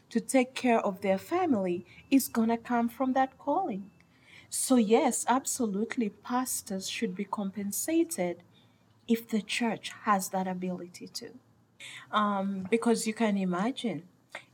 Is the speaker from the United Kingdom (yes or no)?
no; Uganda; I come from Uganda, my beautiful country, Uganda